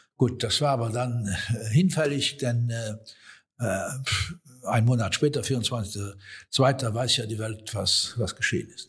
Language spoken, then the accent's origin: German; Luxembourg; Wir als Luxemburger